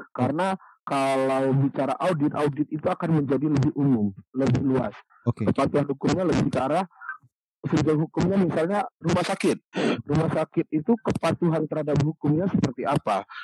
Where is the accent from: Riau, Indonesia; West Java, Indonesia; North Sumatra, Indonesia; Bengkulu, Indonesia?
Bengkulu, Indonesia; di rumah saya saya dulu tinggalnya di Bengkulu ya sebelum bekerja hmm. dari kecil sampai SMA saya di Bengkulu.